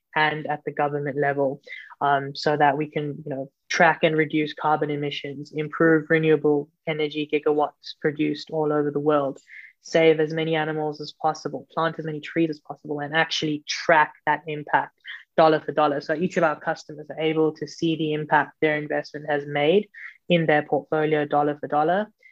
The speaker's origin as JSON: {"language": "English", "town": "Johannesburg", "region": "Gauteng", "country": "South Africa", "tie": "born or raised there", "said": "I grew up in South Africa, um, in Johannesburg."}